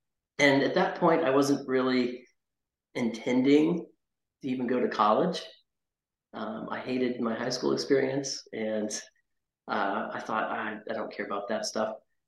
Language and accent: English; Fort Worth, Texas, United States; born there; also born or lived in North Carolina; I moved back to Texas, where I was born in Fort Worth